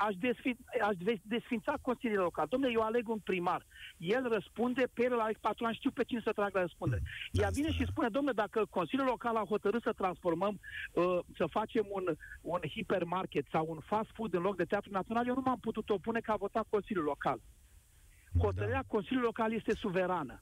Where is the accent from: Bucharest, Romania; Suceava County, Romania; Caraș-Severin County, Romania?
Bucharest, Romania; M-am născut în 1970 în București și de atunci trăiesc în București de 51 de ani